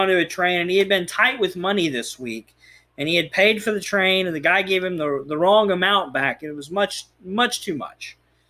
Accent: Texas, United States; Well, we are from Texas.

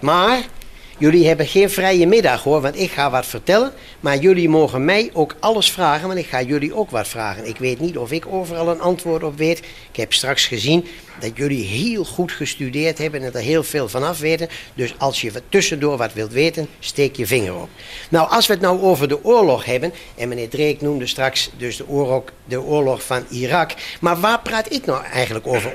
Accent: Varsseveld, Gelderland, Netherlands; Ik kom uit Varsseveld en daar kende bijna iedereen, kende, kende elkaar daar en ze, en ze wisten wel wie je was

